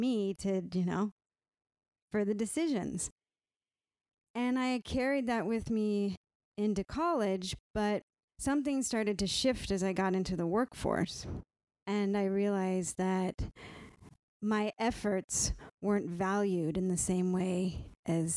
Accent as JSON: {"language": "English", "region": "California", "country": "United States", "tie": "born or raised there", "moved": "yes", "said": "I was raised in California"}